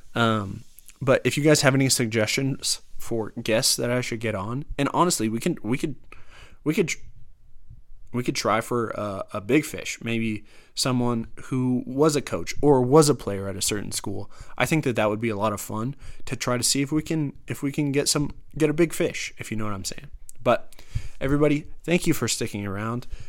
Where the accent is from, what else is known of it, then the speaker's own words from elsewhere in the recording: Denver, Colorado, United States; I'm from Denver